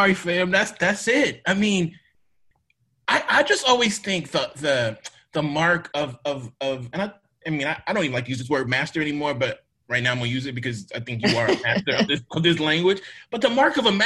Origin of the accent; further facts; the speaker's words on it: Mississippi, United States; I'm from Mississippi